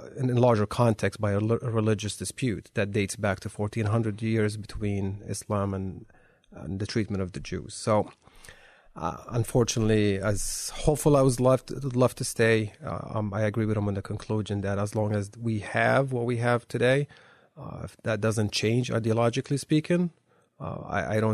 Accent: Amman, Amman Governorate, Jordan; moved away; I grew up Christian in Jordan. My parents were Palestinian Christian refugees, my grandparents.

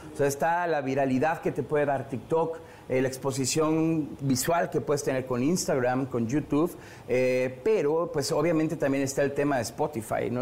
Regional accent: Mexico; en mi país, en México

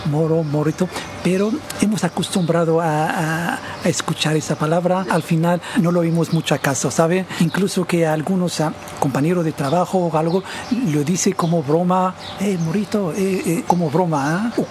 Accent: Nador, Oriental, Morocco; now in Torre Pacheco, Spain; eh, soy marroquí, de, Nador. Estoy aquí en Torre Pacheco desde 2002.

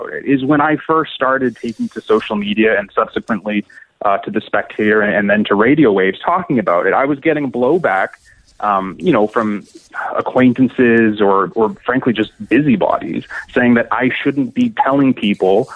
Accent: Canada; I'm Canadian

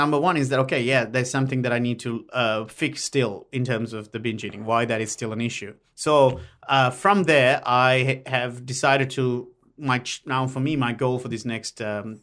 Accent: Sri Lanka; English is a second language; moved away as an adult; now in Australia; My medium of instruction in high school up until year 12 was in Sinhalese

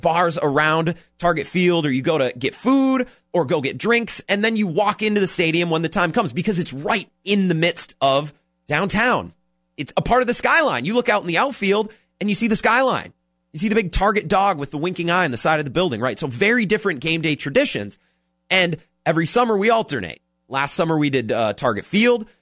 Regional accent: Menomonie, Wisconsin, United States; moved away; I grew up in Menominee, Wisconsin, which is just, uh, on the west side of Eau Claire

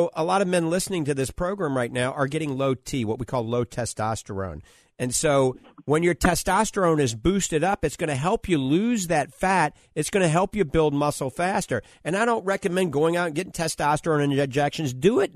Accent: New Orleans, Louisiana, United States; now in Florida, United States; I grew up in New Orleans, so I was born with a bottle of hot sauce, a 410 shotgun, and a Dixie beer

